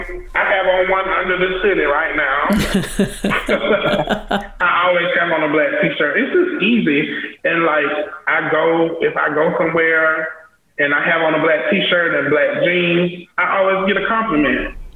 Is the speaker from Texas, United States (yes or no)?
no; South Carolina, United States; I never even considered, like, I'm from South Carolina, why would I show in Paris? It's just not. Mm-hmm. It just, I'm American.